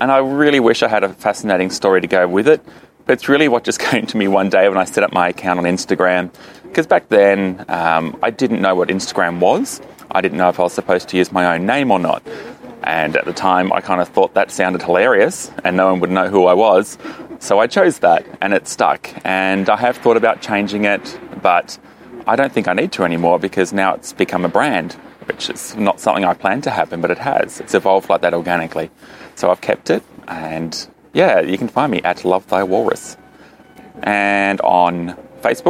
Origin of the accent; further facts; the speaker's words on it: Launceston, Tasmania, Australia; now in Hobart, Australia; I'm actually from Launceston, which is Tasmania's second city in the northern side